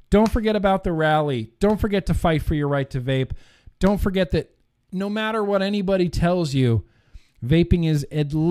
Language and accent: English; Texas, United States; Like, no, I'm from Texas.